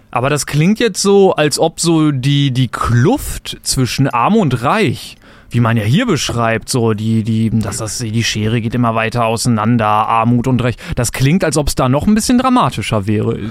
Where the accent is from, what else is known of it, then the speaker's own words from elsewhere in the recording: Germany; ich bin ja Deutscher